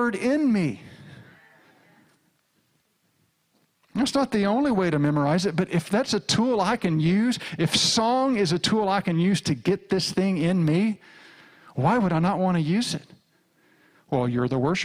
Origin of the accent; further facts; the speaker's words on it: rural Arkansas, United States; I grew up in the Southern Baptist Church in rural Arkansas.